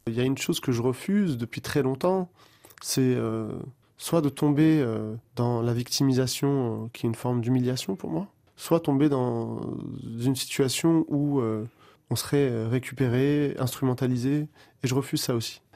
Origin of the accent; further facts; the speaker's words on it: Pierrefitte or Saint-Ouen, Île-de-France, France; also born or lived in Algeria; je viens de Pierrefitte ou de Saint-Ouen